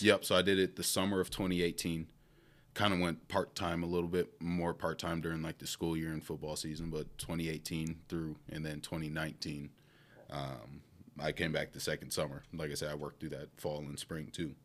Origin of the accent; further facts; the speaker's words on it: Milwaukee, Wisconsin, United States; moved away as an adult; also born or lived in Saint Cloud, Minnesota; now in Minnesota, United States; I am born and raised in Milwaukee, Wisconsin.